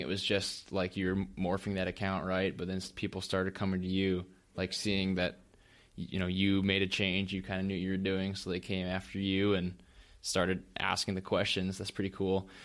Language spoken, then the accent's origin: English; North Dakota, United States; I'm a farm kid too. Um, I'm from North Dakota